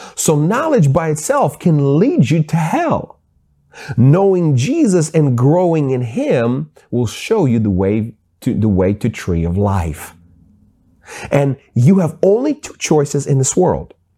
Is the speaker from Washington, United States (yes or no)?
yes; Seattle, Washington, United States; I grew up in Seattle